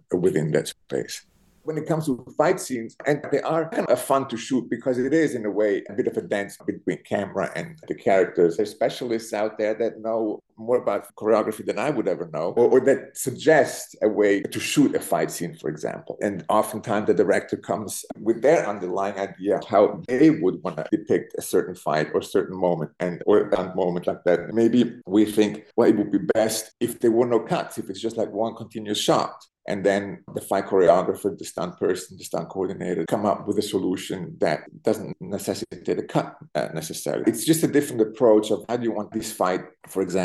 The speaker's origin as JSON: {"language": "English", "region": "Zurich", "country": "Switzerland", "tie": "born or raised there", "also_born_or_lived": "Berlin, Germany", "first_language": "Italian and German", "second_language": "English", "moved": "as an adult", "lives_now": "New York, United States", "said": "I was born in Zurich in Switzerland. I grew up in Zurich."}